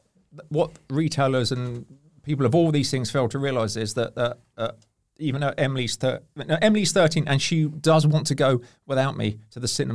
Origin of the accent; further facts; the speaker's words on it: Hampshire, South East England, United Kingdom; I'm from Hampshire. I've been called a bumpkin.